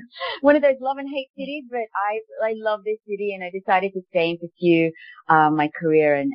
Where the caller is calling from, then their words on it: New York, United States; I'm actually back in New York.